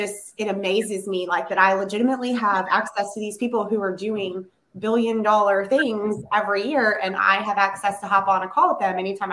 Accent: Virginia, United States; also born or lived in North Carolina; I'm a mom of three, almost four, and originally from Virginia. Lived a large portion of my life in North Carolina, and then my husband's military career brought us

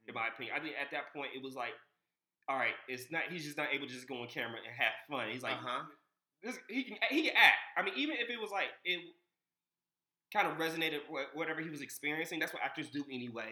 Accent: Largo, Maryland, United States; born or raised there

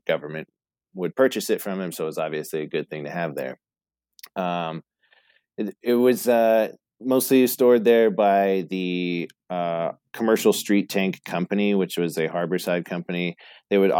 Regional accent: Boston area, Massachusetts, United States; accent: Bostonian; I was born in Boston, so we definitely frequented the city a lot. I wasn't born in the city

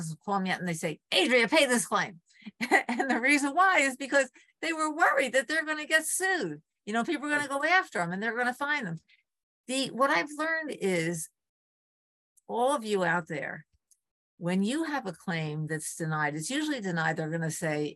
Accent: Port Jervis, New York, United States; moved away as an adult; also born or lived in Arlington, Massachusetts; my hometown, Port Jervis, New York

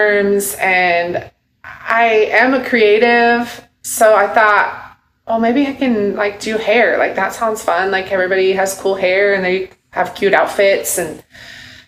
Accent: Seattle area, Washington, United States; moved away as an adult; now in Dickson, United States; I'm actually from Washington State, like the Seattle area.

